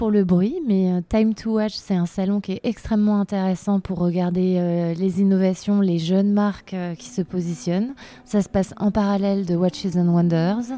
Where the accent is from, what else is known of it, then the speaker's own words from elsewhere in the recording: France; je suis française